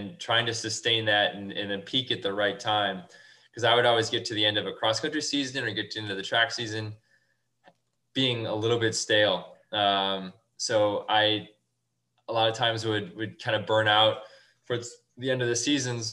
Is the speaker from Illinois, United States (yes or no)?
yes; Woodstock, Illinois, United States; now in Chicago, United States; I grew up in Woodstock